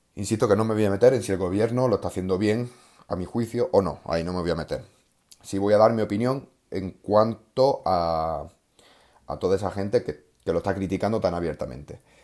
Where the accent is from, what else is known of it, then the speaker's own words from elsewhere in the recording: Córdoba, Andalusia, Spain; un pueblo de, de, de, de Córdoba, de donde yo soy